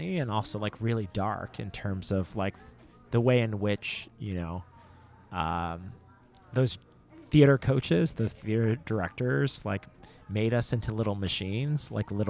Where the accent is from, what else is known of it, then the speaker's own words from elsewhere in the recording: Carrollton, Texas, United States; moved away; I grew up in Dallas, Texas, and in a Cambodian household, but surrounded by, you know, suburban white Texas